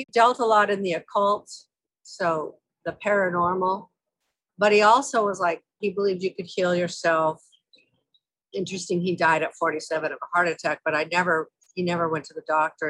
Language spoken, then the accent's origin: English; Aurora, Colorado, United States; So I grew up in Aurora, in a little house on Worcester Street.